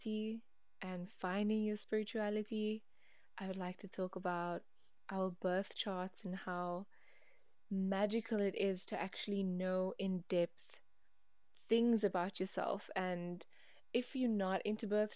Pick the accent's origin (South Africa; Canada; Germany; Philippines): South Africa; Cape Town, Western Cape; I'm from Cape Town, South Africa.